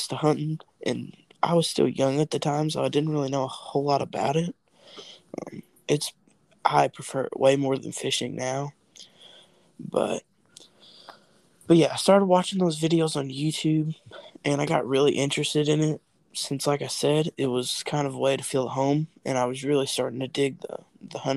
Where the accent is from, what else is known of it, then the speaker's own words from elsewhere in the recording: Kentucky, United States; we're both from Kentucky